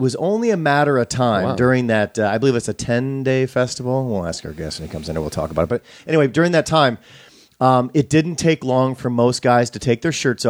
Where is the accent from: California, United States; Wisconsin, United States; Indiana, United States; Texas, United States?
Wisconsin, United States; I'm from Wisconsin.